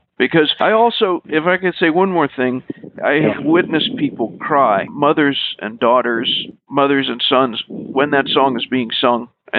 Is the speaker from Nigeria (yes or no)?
no; Philippines; And I grew up in part in the Philippines, and my mother sang that song and played that song.